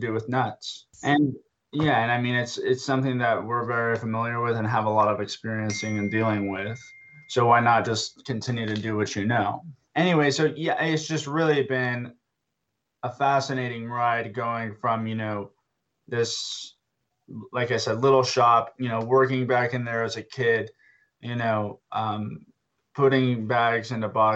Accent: Boerne, Texas, United States; my hometown anyway, of Burney, Texas, which is just up the road from San Antonio

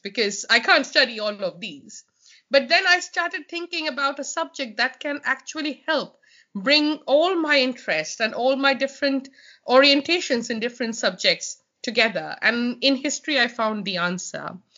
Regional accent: Kolkata, West Bengal, India; moved away as an adult; now in Sheffield, United Kingdom; I'm from Calcutta

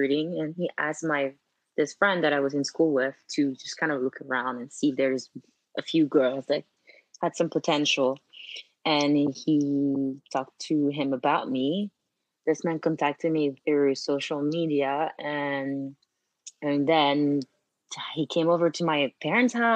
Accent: Martinique; first language French; English is a second language; moved away as an adult; now in New York, United States; I was born and raised in Martinique.

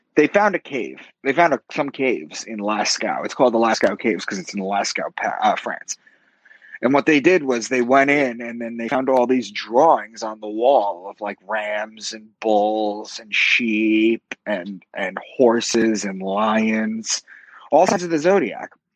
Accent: Long Island, New York, United States; moved away as an adult; also born or lived in Boston; I'm from Long Island, and I moved to Boston, and uh, for a new job.

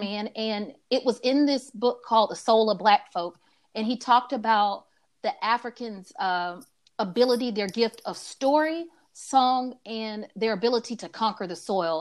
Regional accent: Atlanta, Georgia, United States; I also grew up in a neighborhood called Adams Park in Atlanta, full of trees

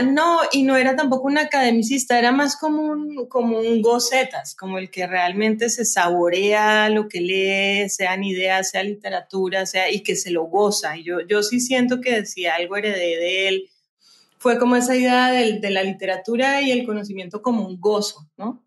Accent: Cali, Valle del Cauca, Colombia; yo pues nací en Cali, y soy la menor de cuatro hermanas

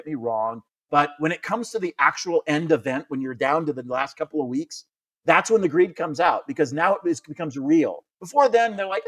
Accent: United States; I'm American

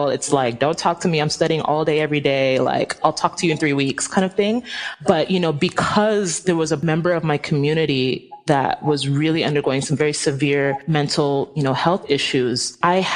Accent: Nigeria; And also, like, I'm Nigerian. If any of y'all know how Nigerians are, we are like so extra.

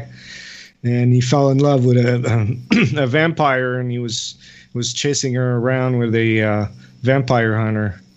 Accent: Canada; I'm from Canada, like Gary, but the French part

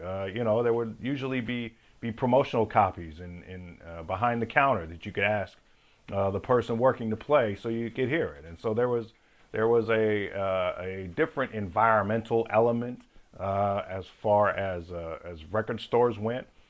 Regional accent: Seattle, Washington, United States; moved away as an adult; also born or lived in California; I'm from Seattle

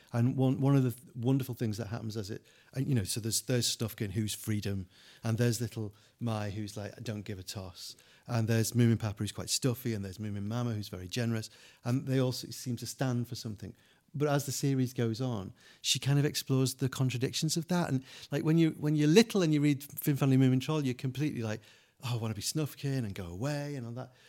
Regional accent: England, United Kingdom; we're English

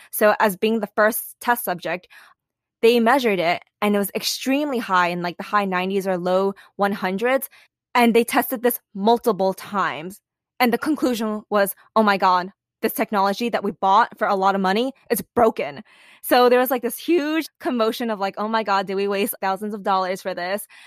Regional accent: New York City, New York, United States; moved away as an adult; also born or lived in California; I grew up in New York City, and everyone is a little high strung

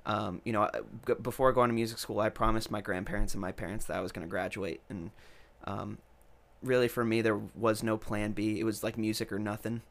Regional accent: New York, United States; also born or lived in Rhode Island; now in Nashville, United States; I'm originally from New York.

